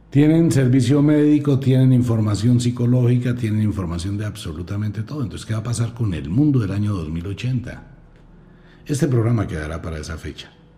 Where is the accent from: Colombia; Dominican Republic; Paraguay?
Colombia